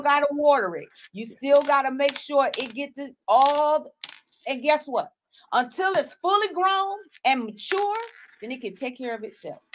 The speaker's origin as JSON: {"language": "English", "region": "South Carolina", "country": "United States", "tie": "born or raised there", "also_born_or_lived": "Sanford, North Carolina", "moved": "as an adult", "said": "my hometown in South Carolina, like our high school is really our safe zone"}